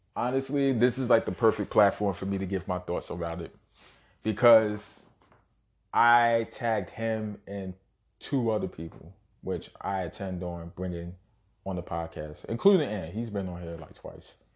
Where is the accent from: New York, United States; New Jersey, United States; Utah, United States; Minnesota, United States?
New York, United States; New York City; Born and raised in Brooklyn, New York. Shout out Bushwick. Shout out Canarsie